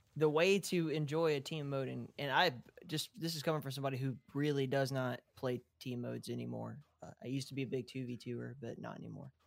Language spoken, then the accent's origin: English; Southeast, United States; accent: Appalachian; I'm from the Southeast